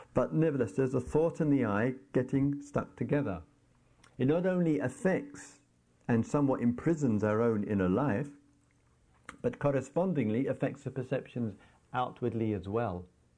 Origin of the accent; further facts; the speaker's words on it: England, United Kingdom; we carry the label, oh, I am English, and then we have to go through this pathetic, trivial little ritual of walking through immigration